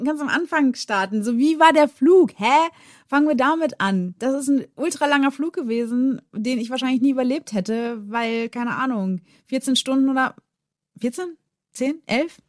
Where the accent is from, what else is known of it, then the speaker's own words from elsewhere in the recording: Germany; bei uns in Deutschland